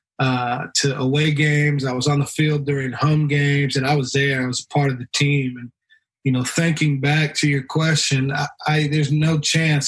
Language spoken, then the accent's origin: English; Stockton, California, United States; growing up in Stockton, California